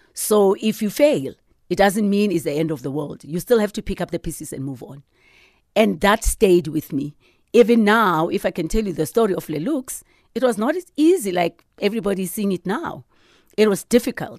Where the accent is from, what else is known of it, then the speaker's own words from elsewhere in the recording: Sharpeville, Gauteng, South Africa; I'm a girl from Sharpeville, yeah. you know, and, and and my town was very small